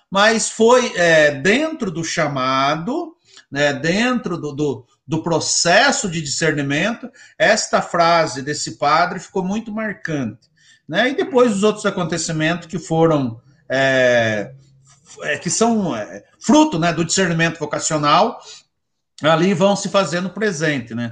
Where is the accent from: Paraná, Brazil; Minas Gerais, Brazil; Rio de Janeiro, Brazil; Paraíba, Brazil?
Paraná, Brazil; Siqueira Campos; Então, eu sou natural de Siqueira Campos, né?